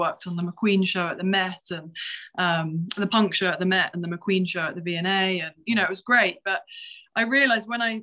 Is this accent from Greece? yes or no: no; Kent, South East England, United Kingdom; I'm from Kent, which is about an hour from London.